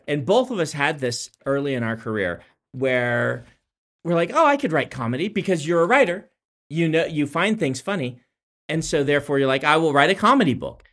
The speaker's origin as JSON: {"language": "English", "region": "Nebraska", "country": "United States", "moved": "yes"}